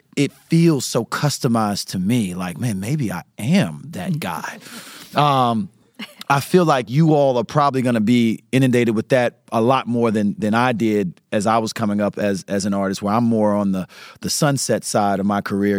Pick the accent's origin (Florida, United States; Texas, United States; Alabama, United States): Florida, United States; St. Petersburg; I am from Southside St. Petersburg